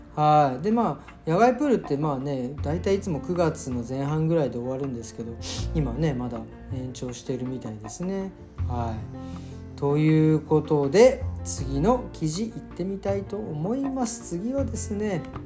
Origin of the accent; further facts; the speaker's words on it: Tokyo, Japan; now in Berlin, Germany; 僕東京生まれ東京育ちですけど